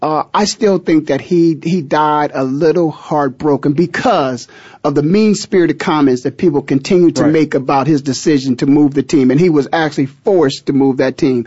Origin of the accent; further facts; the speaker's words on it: Ohio, United States; I was born and raised in Ohio.